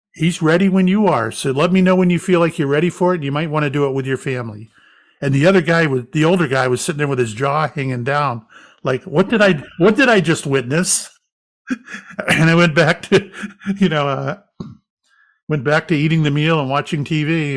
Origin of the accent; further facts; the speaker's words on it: Florida, United States; moved away; also born or lived in Salem, Massachusetts; I grew up in Florida